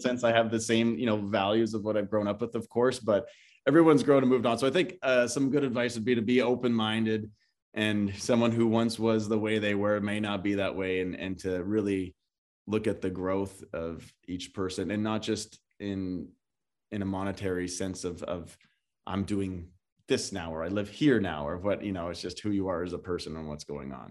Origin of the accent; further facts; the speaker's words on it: Paradise Hill, Saskatchewan, Canada; moved away as an adult; now in Los Angeles, United States; my hometown has, um, five hundred people in it